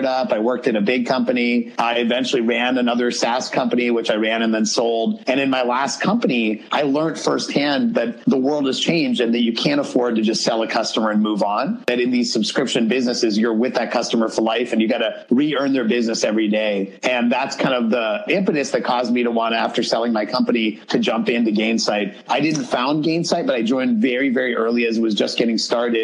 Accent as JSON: {"language": "English", "region": "Pennsylvania", "country": "United States", "tie": "born or raised there", "said": "me with my brother and my dad growing up in Pennsylvania in the U.S."}